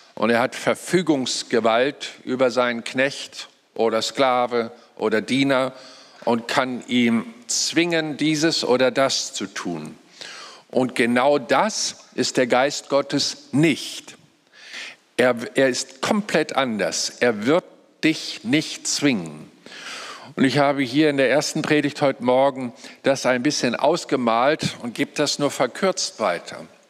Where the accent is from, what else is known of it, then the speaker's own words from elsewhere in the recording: Lüneburg Heath, Lower Saxony, Germany; moved away; ich komme ja aus der Lüneburger Heide, war da 35 Jahre meines Lebens